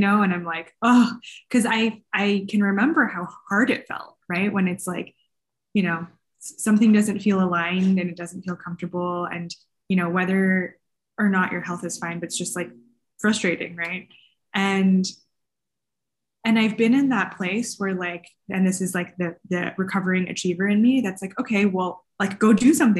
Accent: California, United States; I grew up in California. My parents are Chinese American immigrants

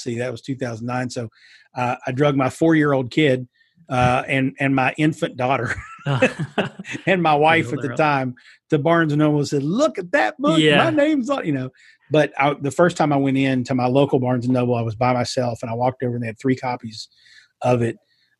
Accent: Eastern Kentucky, United States; accent: Southern twang; moved away as an adult; also born or lived in New York City; being from Eastern Kentucky. I do have that twang.

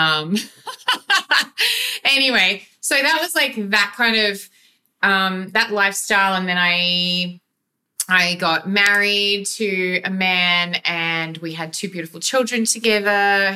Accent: Gulf of Carpentaria, Queensland, Australia; I was born in North Queensland, and we lived on sheep station till I was seven, and then we moved up into the Gulf of Carpentaria

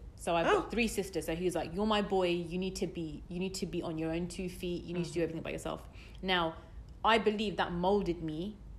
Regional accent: United Kingdom; I'm as British as can be.

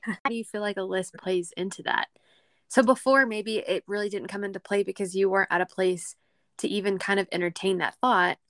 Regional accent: Texas, United States; accent: country; we're both from Texas, but she's from the city. I am not.

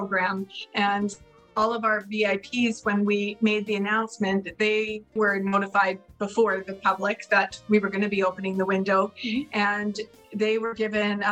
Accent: Burns Lake, British Columbia, Canada; Kim and I both grew up in Burns Lake

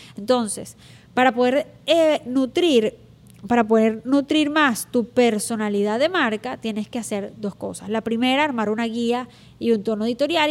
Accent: Venezuela; moved away; uso mucho la palabra chévere, porque soy venezolana, y digo chévere muchas veces.

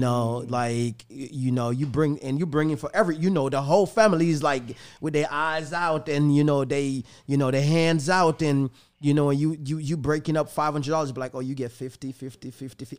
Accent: Jamaica; now in Tampa, United States; the place where I'm from, Jamaica

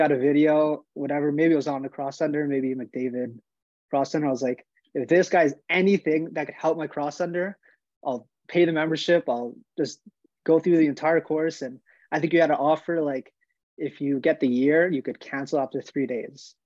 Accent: Montreal, Quebec, Canada; I'm from Montreal, Quebec, Canada. I started playing hockey, you know, like a lot of Canadian kids, as soon as I could walk

